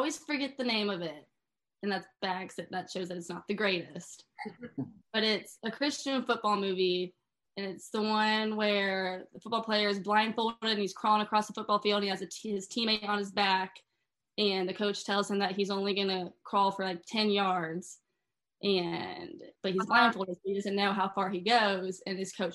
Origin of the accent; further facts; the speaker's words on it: Kansas City, Missouri, United States; also born or lived in Lee's Summit; I'm from Kansas City